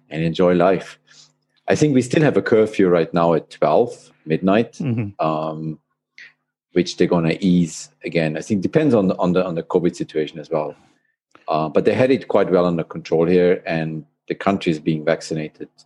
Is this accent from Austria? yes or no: yes; Austria; moved away as an adult; also born or lived in Australia / Hong Kong; I'm an Austrian. I was born in Austria, close to the border to Switzerland. That's where I grew up